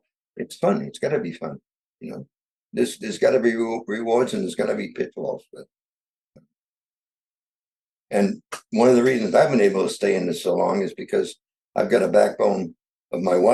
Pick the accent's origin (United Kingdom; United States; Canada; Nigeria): United States; New England; I grew up in New England